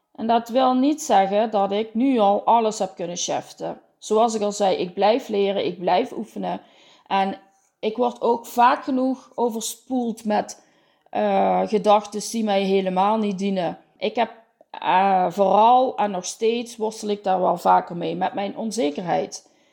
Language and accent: Dutch; Limburg, Netherlands; accent: Limburg; Je hoort het aan mijn accent. Ik woon in het zonnige zuiden, in het midden van Limburg tussen Venlo en Roermond.